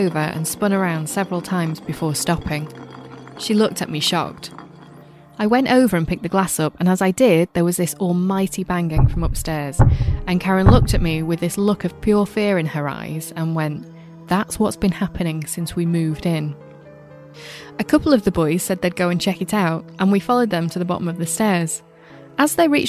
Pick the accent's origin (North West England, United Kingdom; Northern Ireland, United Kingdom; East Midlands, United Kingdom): East Midlands, United Kingdom; Glossop; that's near my neck of the woods. I'm from Glossop